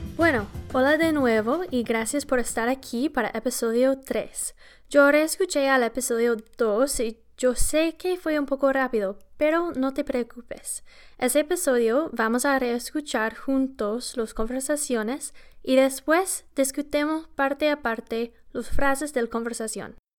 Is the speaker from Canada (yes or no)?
yes; Winnipeg, Manitoba, Canada; yo soy canadiense, pero también la ciudad de donde vengo en Canadá se llama Winnipeg